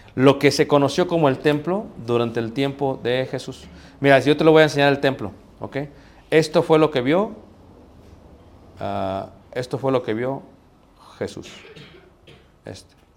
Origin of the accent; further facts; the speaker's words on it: Mexico; soy mexicano